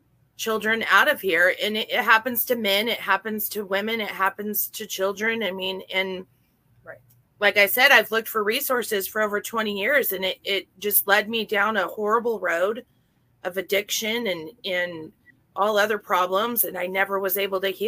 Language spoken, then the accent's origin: English; Oregon, United States